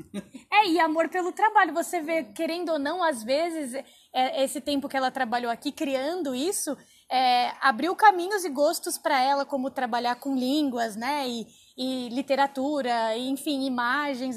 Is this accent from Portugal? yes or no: no; Embu das Artes, São Paulo, Brazil; eu sou de Imbu das Artes